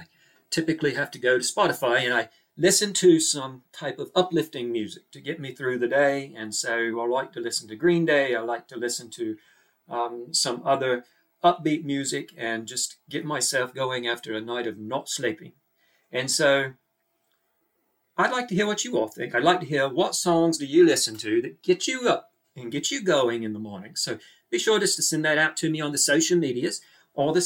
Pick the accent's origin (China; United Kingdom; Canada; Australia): Australia; accent: Australian; people hear my accent, then they immediately think, here's a girl from Australia.